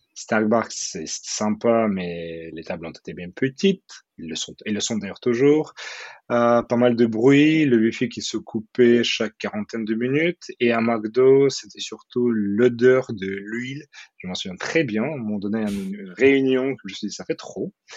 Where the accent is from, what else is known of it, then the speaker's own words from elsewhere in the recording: Odesa, Odesa Oblast, Ukraine; French is a second language; moved away as an adult; also born or lived in Kyiv, Ukraine / Moscow, Russia / Seattle, United States; now in Paris, France; Je viens d'Odessa, qui est une très belle ville en Ukraine, au bord euh, de la mer Noire, une ville que j'adore